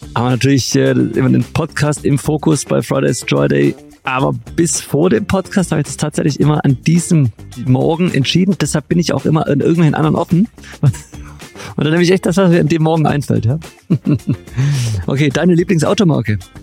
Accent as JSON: {"language": "German", "town": "Stuttgart", "region": "Baden-Württemberg", "country": "Germany", "said": "als Stuttgarter"}